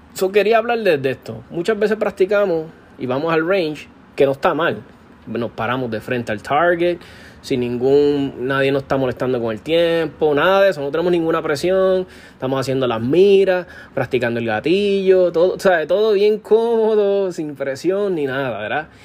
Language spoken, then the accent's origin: Spanish; Puerto Rico